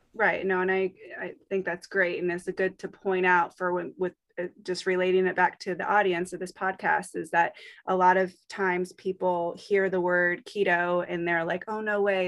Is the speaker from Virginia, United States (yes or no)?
yes; Virginia, United States; my hometown in Virginia